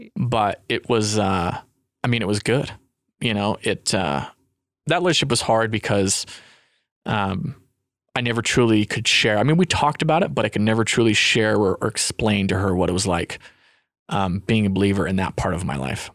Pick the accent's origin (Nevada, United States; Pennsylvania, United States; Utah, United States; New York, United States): Utah, United States; moved away; also born or lived in California